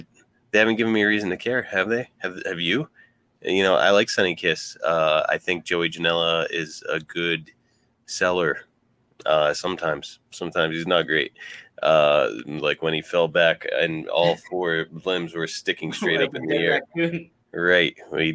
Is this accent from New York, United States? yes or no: no; Ridgway, Pennsylvania, United States; both from Ridgeway, Pennsylvania. And if I was a pro wrestler, I'd probably just be like, just tell him I'm from Pittsburgh